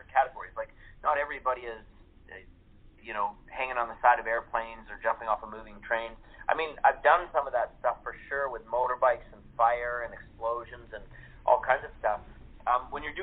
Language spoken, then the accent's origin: English; Canada; moved away; I started when I was 7 acting in Canada. I'm originally from Canada.